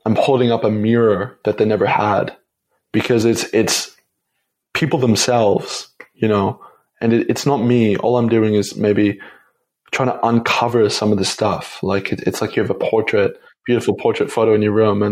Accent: Toronto, Ontario, Canada; moved away as an adult; also born or lived in Montreal; I went back home to Toronto, or went back to my dad's home and where I grew up in Canada for Christmas

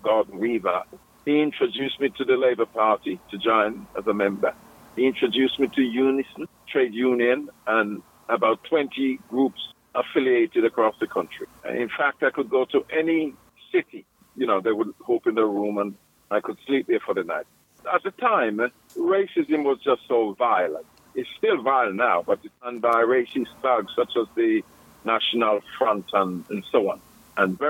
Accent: Jamaica; now in Birmingham, United Kingdom; I was born in Jamaica, West Indies.

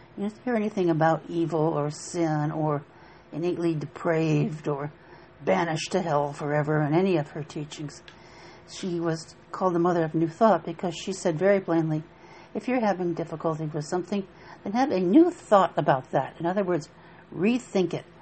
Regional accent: Appalachia, United States; I grew up in Appalachia in a log cabin up in the mountains

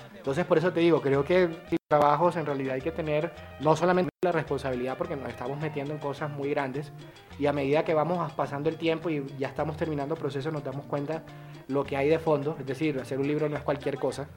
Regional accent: Montería, Córdoba, Colombia; la historia de mi montería

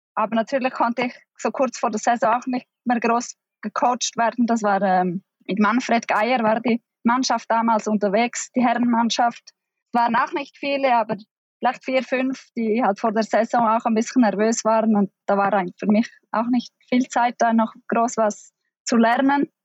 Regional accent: Pontresina, Graubünden, Switzerland; also born or lived in Norway; ich bin im Engadin in Pontresina aufgewachsen

